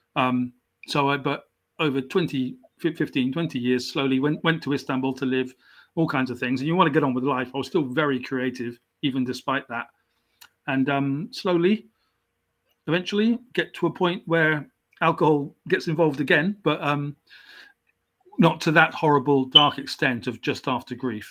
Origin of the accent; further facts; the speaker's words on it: South Wales, United Kingdom; also born or lived in South West England; I wasn't actually born in into South Wales. I was born in the in the southwest of England. Mm-hmm. Um, so I'm English.